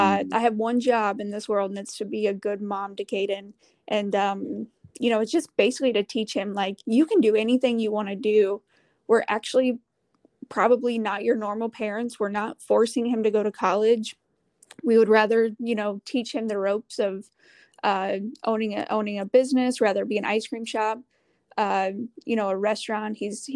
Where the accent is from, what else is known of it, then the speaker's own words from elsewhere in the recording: Midwest, United States; but I'm from the Midwest, so a little bit of snow isn't going to scare me.